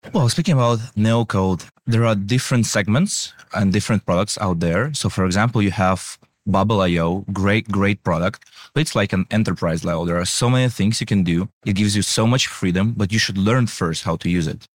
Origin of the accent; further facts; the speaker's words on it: Ukraine; we are from Ukraine